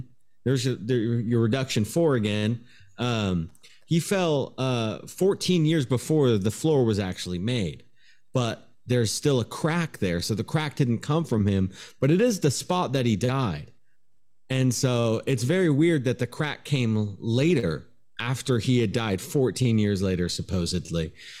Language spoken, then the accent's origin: English; Portland, United States; First of all, hey, I am from Portland.